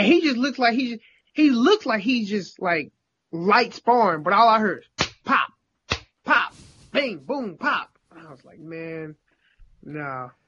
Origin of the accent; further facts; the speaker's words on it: St. Louis, Missouri, United States; Well, I mean, I'm from St. Louis. You know that, right?